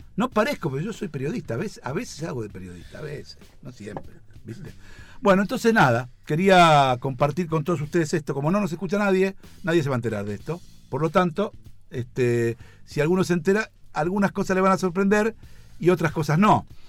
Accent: Argentina; nosotros no somos España, somos Argentina, ni siquiera somos México, somos Argentina

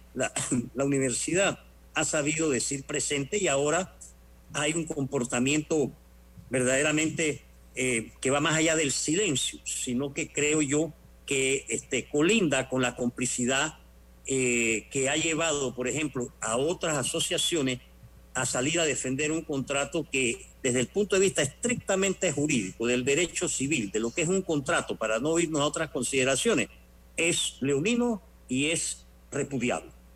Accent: Panama; como panameños

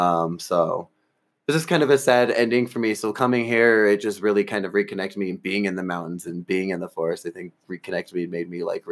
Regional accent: Southfield, Michigan, United States; moved away as an adult; now in Colorado, United States; I moved from Detroit. So Detroit, Michigan, my hometown. I love it. I guess I should say Southfield. I'm not really from Detroit. I'm in the burbs.

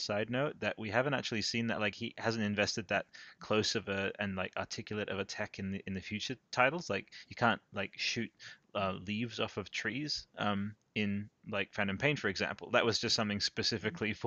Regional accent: Italy; moved away; I grew up in Italy

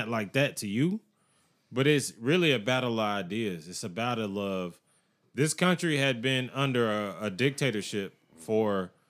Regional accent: United States; I'm an American.

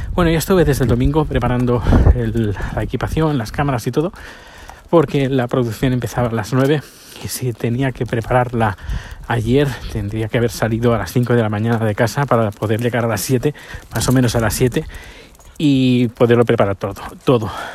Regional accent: province of Barcelona, Catalonia, Spain; now in Sweden; La provincia de Barcelona es donde yo nací

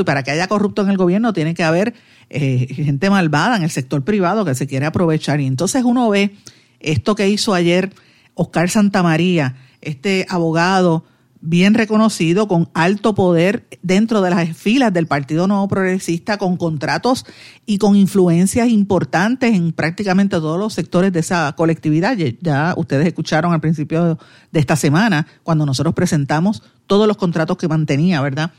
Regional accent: Guaynabo, Puerto Rico; yo soy de Guaynabo

